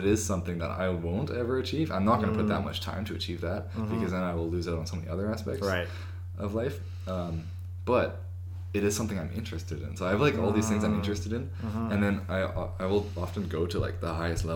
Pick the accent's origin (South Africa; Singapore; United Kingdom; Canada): Canada; It's odd being Canadian. Because we're not really Canadian